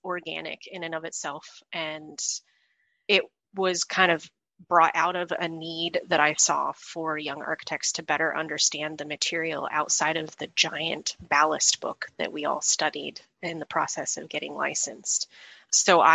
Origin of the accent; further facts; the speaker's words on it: Indianapolis, Indiana, United States; moved away as an adult; I'm from Indianapolis